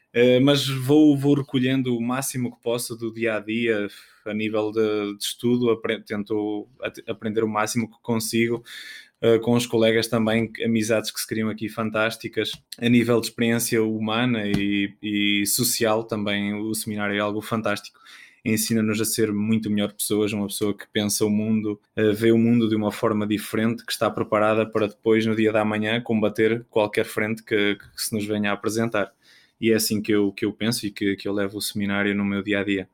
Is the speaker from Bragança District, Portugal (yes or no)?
yes; Macedo de Cavaleiros, Bragança District, Portugal; moved away as an adult; now in Braga, Portugal; sou natural dos Cortiços, Macedo Cavaleiros, da Diocese de Bragança Miranda